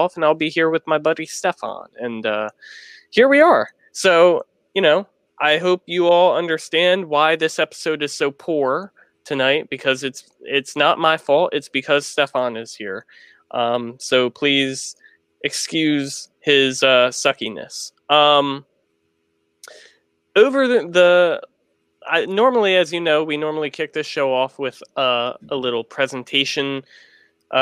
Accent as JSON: {"language": "English", "country": "United States"}